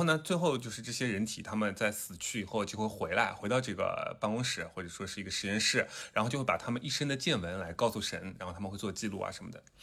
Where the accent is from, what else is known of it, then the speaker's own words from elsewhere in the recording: southern China, China; accent: southern; 有很多的听众嘲笑我的南方口音